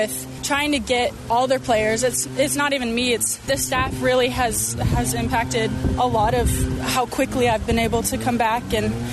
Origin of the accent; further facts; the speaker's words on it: Laie, Hawaii, United States; moved away; also born or lived in Honolulu / Sunset Beach, North Shore, Oahu; So I was born in Honolulu, and I grew up on the North Shore over in Sunset, but I spent most of my time over here in the Laie area